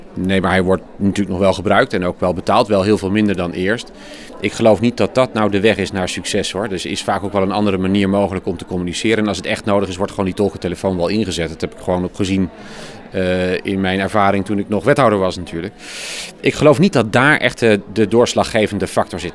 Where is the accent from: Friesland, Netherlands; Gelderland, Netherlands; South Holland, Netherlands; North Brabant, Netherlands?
South Holland, Netherlands; Rotterdam; Ik kom zelf uit Rotterdam-Zuid